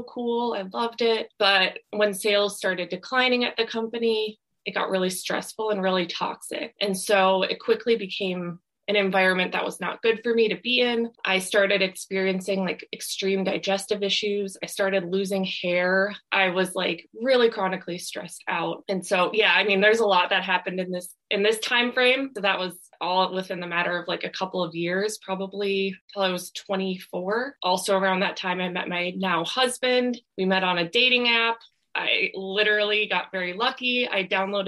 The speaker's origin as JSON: {"language": "English", "region": "Minnesota", "country": "United States", "tie": "born or raised there", "also_born_or_lived": "Wisconsin", "moved": "as an adult", "lives_now": "California, United States", "said": "I grew up in Minnesota, and then I went to college in Wisconsin."}